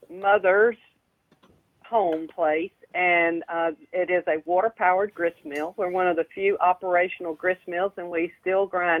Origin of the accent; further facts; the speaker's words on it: Columbus, Georgia, United States; now in Talbot County, United States; I grew up in Columbus. And then I married to Talbot County.